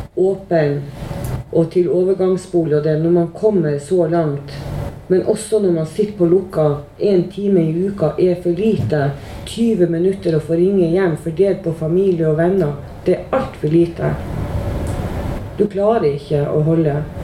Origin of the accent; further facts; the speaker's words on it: Tromsø, Troms, Norway; accent: Northern Norwegian; moved away as an adult; now in Oslo, Norway; Og nå er jo jeg fra Nord-Norge, som alle sammen hører. Jeg er fra Tromsø.